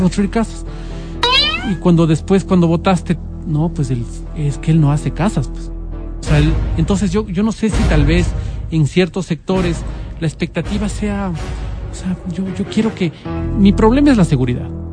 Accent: Quito, Pichincha, Ecuador; como quiteños

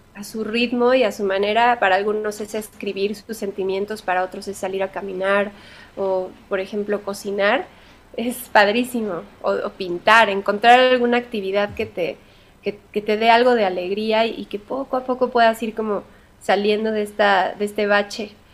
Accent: Mexico; soy bien mexicana

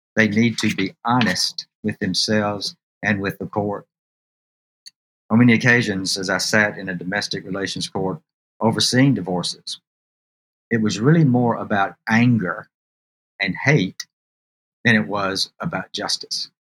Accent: Alabama, United States; I was born here in Alabama

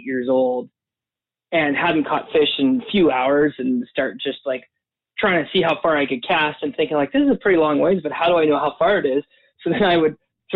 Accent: Alberta, Canada; also born or lived in Boyle / Red Deer; now in Calgary, Canada; I was born in Calgary here. And then I lived the first few years of my life down in Southern Alberta, a little town called Boyle

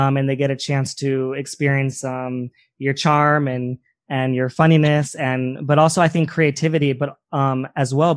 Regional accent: San Diego, California, United States; I'm from San Diego as well

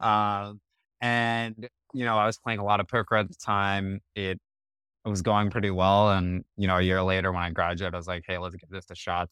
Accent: Colorado, United States; also born or lived in New Zealand / Cupertino, California; we moved to Colorado when I was seven. I grew up there, spent most of my childhood there. I would consider that still home.

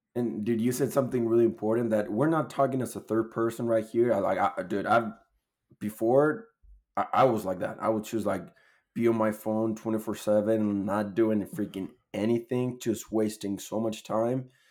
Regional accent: Chile; moved away as an adult; now in Utah, United States; I'm from Chile. Moved to the U S almost a year ago in April last year.

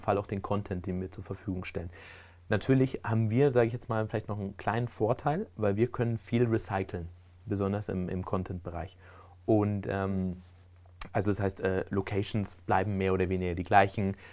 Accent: Spain; also born or lived in Germany; now in Switzerland; gebürtig aus Deutschland und ähm, bin dann aber in Spanien aufgewachsen

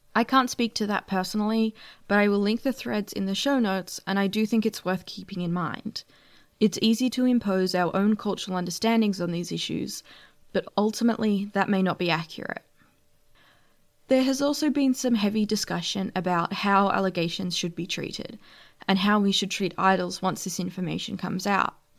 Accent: Australia; being an Australian fan

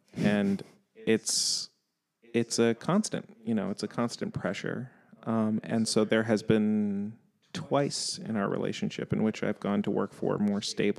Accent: New York City, New York, United States; I grew up in New York. You don't really have a car, so listening to the radio isn't something that really happens.

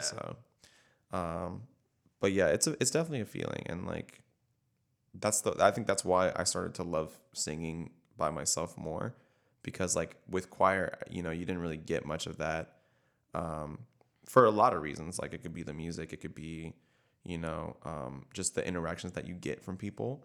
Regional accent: Tampa, Florida, United States; I'm from Tampa

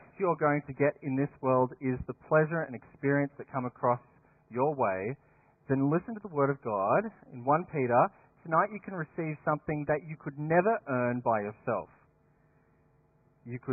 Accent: Dapto, New South Wales, Australia; Back in my hometown, there are two very different schools. There's Dapto, sunny Dapto High

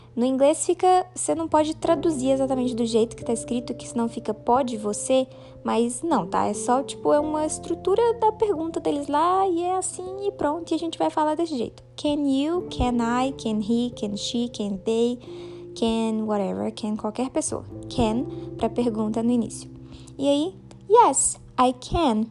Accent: Minas Gerais, Brazil; eu sou de Minas Gerais. I am from Minas Gerais, Brasil.

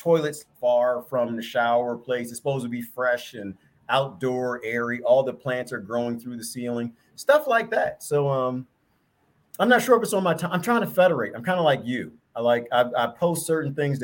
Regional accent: East Coast, United States; I'm from the East Coast

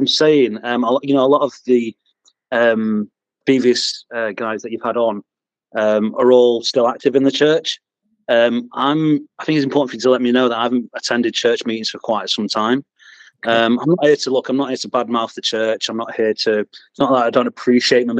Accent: Manchester, North West England, United Kingdom; also born or lived in Bolton; I'm from Bolton, but I grew up in Manchester

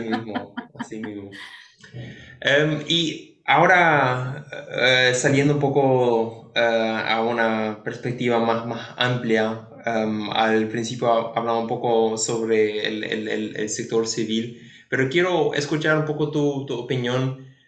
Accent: Paraguay; nosotros como paraguayos

